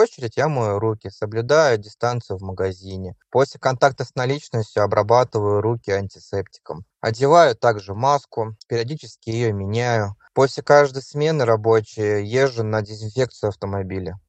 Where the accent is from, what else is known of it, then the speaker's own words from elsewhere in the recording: Saint Petersburg, Russia; я из Санкт-Петербурга